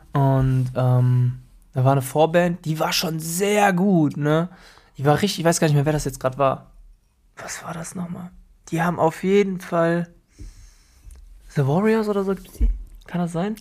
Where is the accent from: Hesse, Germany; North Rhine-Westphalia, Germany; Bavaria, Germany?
North Rhine-Westphalia, Germany; Krefeld; wir hatten in der Schule gegenüber bei uns in Krefeld die Rhythm Matters